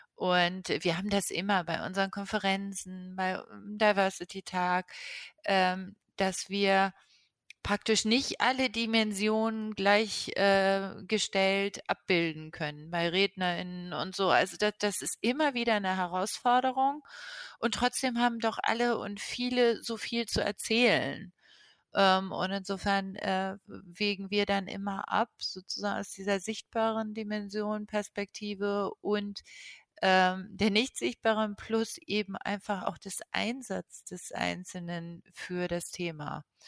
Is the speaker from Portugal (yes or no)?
yes; Lisbon, Portugal; moved away; ich bin in Lissabon geboren